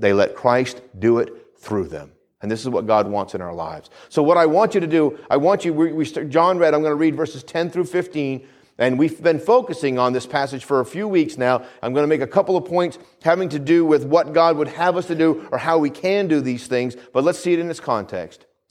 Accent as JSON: {"language": "English", "region": "New England", "country": "United States", "tie": "born or raised there", "moved": "yes", "said": "Where I grew up, where I grew up in New England"}